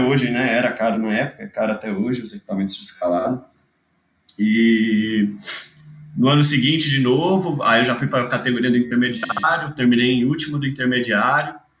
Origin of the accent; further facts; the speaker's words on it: Itajubá, Minas Gerais, Brazil; also born or lived in Manaus, Amazonas, Brazil; sou de Manaus, mudei pra Itajubá com 9 anos, 10 anos, não lembro exatamente. Porque minha família inteira, na real, é daqui do sul de Minas